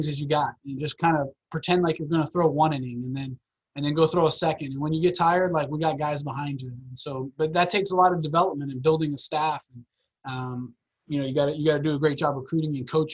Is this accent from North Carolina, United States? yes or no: no; Miami, Florida, United States; now in Orlando, United States; growing up in Miami